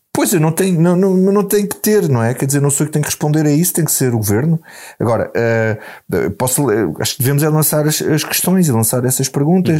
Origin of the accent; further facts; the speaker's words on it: Grândola, Alentejo, Portugal; eu sou de Grândola